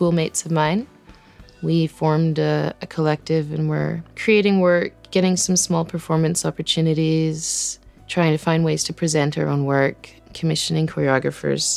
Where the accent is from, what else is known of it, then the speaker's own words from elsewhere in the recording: Burns Lake, British Columbia, Canada; also born or lived in Cape Town, South Africa; I grew up in Burns Lake, which is like a tiny little town in northern BC in the middle of nowhere